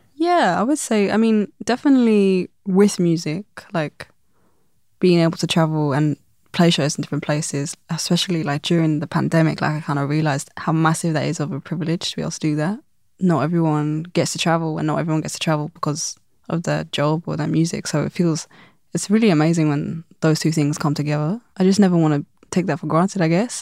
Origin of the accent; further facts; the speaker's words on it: London, United Kingdom; growing up in London